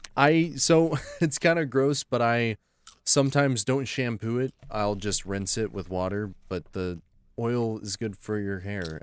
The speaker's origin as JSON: {"language": "English", "region": "Oklahoma", "country": "United States", "said": "We're from Oklahoma"}